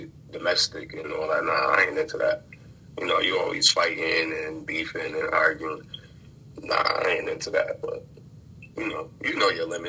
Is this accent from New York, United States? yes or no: yes; Rochester, New York, United States; Rochester, New York.